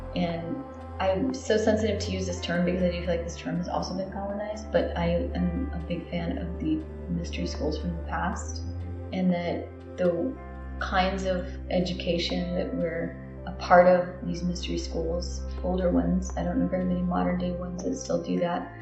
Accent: Guam; moved away; I grew up in where I'm from Guam

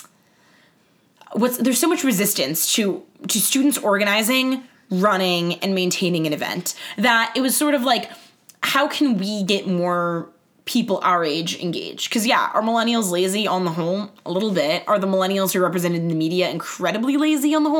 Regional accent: Southern California, United States; I am from Southern California, spent my entire life around limousine liberals and champagne socialists

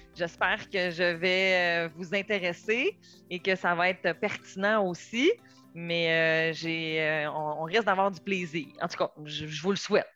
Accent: Quebec, Canada; moved away as an adult; also born or lived in Montreal; moi, je viens du Saguenay, Lac-Saint-Jean.

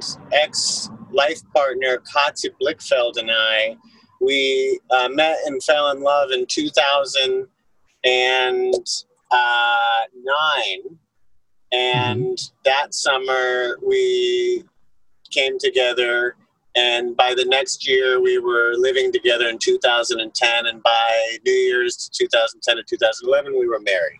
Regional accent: Arizona, United States; I grew up in Arizona in the suburbs

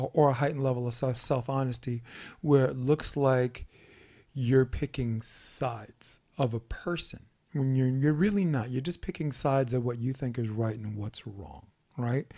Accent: New York City, New York, United States; growing up on Flatbush Avenue

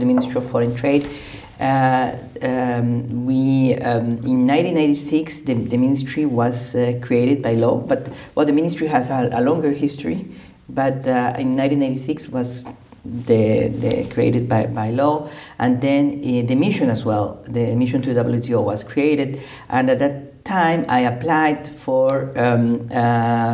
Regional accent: Paraíso, Cartago, Costa Rica; moved away as an adult; also born or lived in San José, Costa Rica; now in Geneva, Switzerland; I'm from a small town called Paraíso in okay. Costa Rica

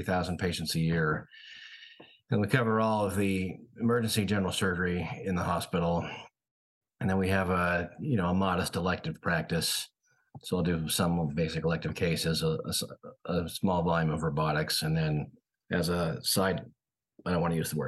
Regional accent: Northern California, United States; moved away as an adult; also born or lived in St. Louis, Missouri; now in Portland, United States; I grew up in Northern California.

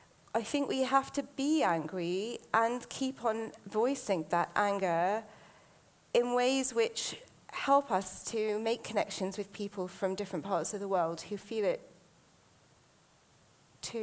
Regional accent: United Kingdom; I'm British Asian

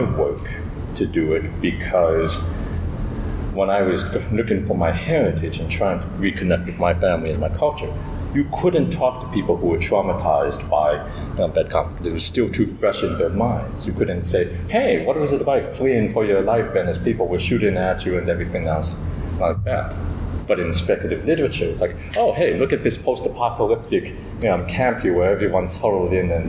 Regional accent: Michigan, United States; moved away; also born or lived in Laos / Minneapolis; growing up in Michigan

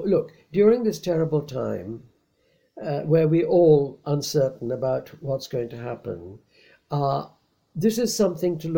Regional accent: India; moved away; I was born in India in such and such a year

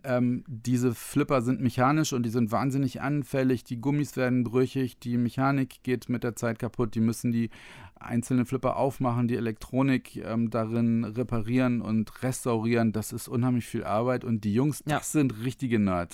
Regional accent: Otterndorf, Lower Saxony, Germany; ich komme aus Odderndorf, was in der Nähe von Cuxhaven ist, an der Elbe Nordsee

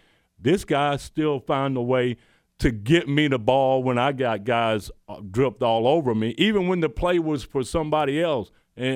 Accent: the South, United States; But I think growing up in the South, obviously, and just having an interaction, I couldn't have picked a better guy to come in with for my career

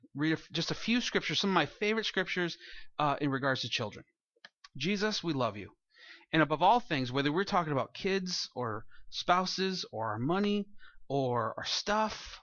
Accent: Santa Maria, California, United States; he was from my hometown

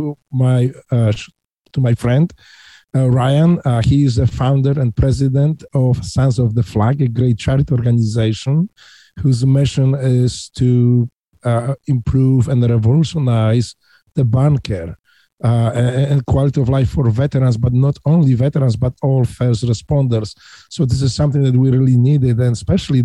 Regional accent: Poland; English is a second language; moved away as an adult; now in Ohio, United States; I was born in Poland in 1960s

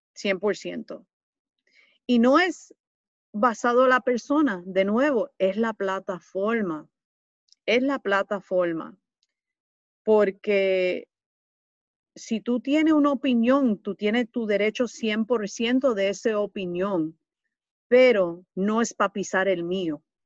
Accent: New York City, New York, United States; Yo soy nacida y criada aquí en Nueva York, en el Bronx, pero de familia latina

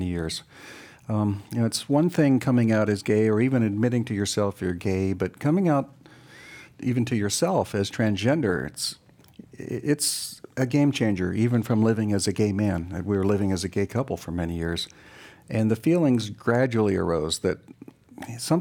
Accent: Beaver Falls, Pennsylvania, United States; moved away as an adult; also born or lived in New Jersey; now in Canada; I'm originally from Beaver Falls, Pennsylvania, the home of Joe Namath, a big football country there

